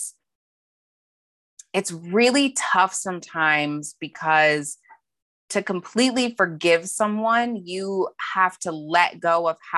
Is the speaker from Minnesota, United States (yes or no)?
no; Montana, United States; born or raised there; moved away as an adult; now in San Diego, United States